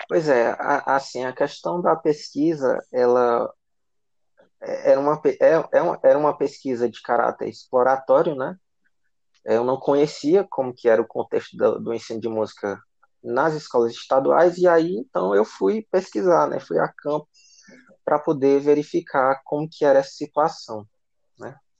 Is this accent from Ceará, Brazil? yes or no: yes; Guaraciaba do Norte, Ceará, Brazil; da cidade de Guaraciaba do Norte, né, minha cidade natal, a cidade que eu vivi maior parte da minha vida